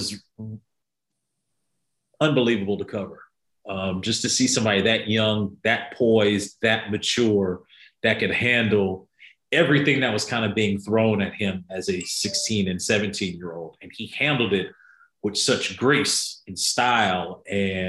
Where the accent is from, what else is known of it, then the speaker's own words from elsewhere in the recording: Winston-Salem, North Carolina, United States; moved away as an adult; also born or lived in Cleveland, Ohio; I'm originally from Winston-Salem, North Carolina. That's where I was born and raised